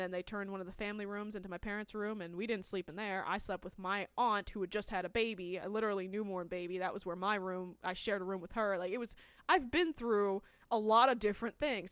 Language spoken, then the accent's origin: English; California, United States; I grew up in California my entire life